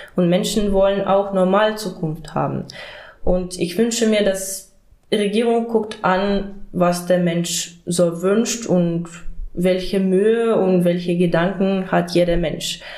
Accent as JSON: {"language": "German", "country": "Ukraine", "also_born_or_lived": "Mecklenburg-Vorpommern, Germany", "second_language": "German", "moved": "as an adult", "lives_now": "Germany", "said": "Ich bin aus der Ukraine und hierher geflüchtet"}